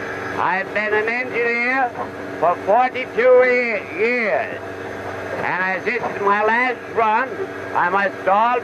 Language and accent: English; Valley Falls, Rhode Island, United States; I was born in Valley Falls, Rhode Island, November the 16th, 1859.